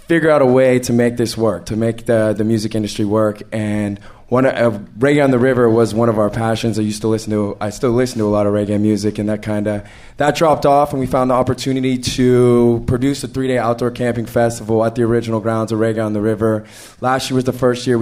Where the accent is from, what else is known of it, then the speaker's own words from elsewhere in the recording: Marin, California, United States; I grew up in Marin, went to UC Santa Barbara